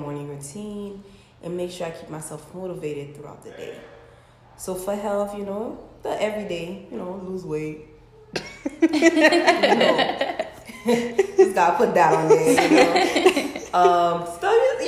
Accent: Haiti; born and raised in Haiti

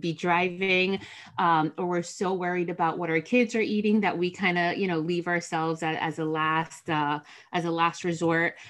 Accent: New Jersey, United States; I am from Jersey. My parents are Dominican immigrants.

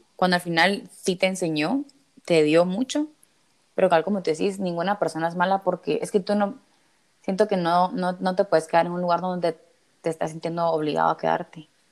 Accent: Guatemala; moved away as an adult; also born or lived in Spain; todas somos de Guate

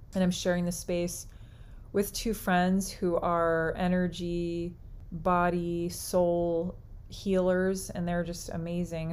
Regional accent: United States; all of us being as we would identify as American, United States American

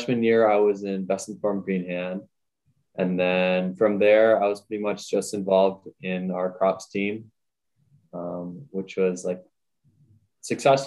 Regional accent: Redwood Falls, Minnesota, United States; I'm from Rutted Falls, Minnesota. I just graduated high school this spring

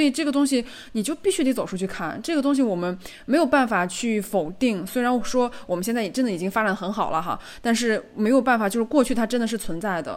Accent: China; now in Hong Kong; 我是中国人

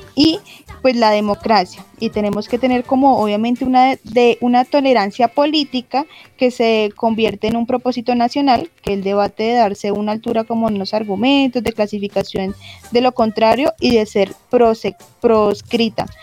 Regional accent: Colombia; Los colombianos tenemos

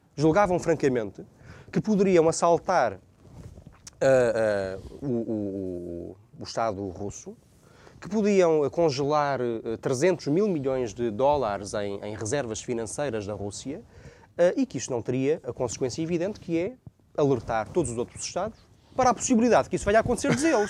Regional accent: Portugal; nós que somos portugueses

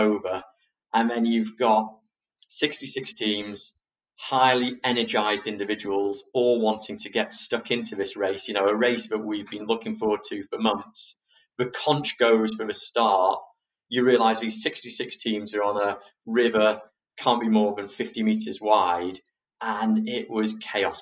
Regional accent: England, United Kingdom; we're fair English roses who aren't really used to such extreme sun

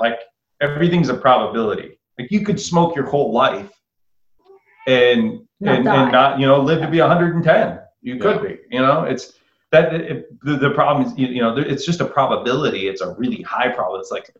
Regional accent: Iowa, United States; I'm from Iowa.

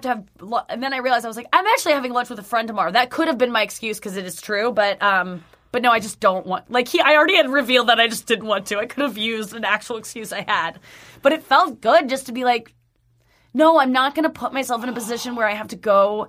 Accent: St. Louis, Missouri, United States; St. Louis.

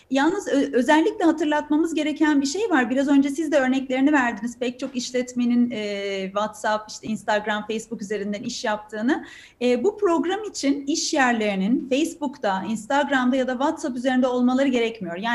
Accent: Turkey; ben bir Türk olarak, bir mühendis olarak, bir teknoloji şirketi çalışanı olarak çok inanıyorum

